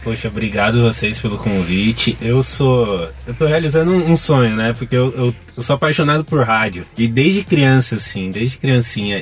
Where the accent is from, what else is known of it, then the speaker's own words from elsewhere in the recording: Diadema, São Paulo, Brazil; eu nasci em São Paulo, mas morei a minha vida inteira em Diadema, região metropolitana daqui de São Paulo